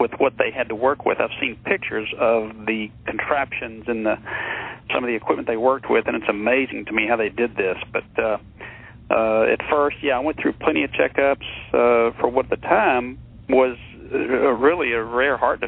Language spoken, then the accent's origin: English; Texas, United States; growing up in Texas down here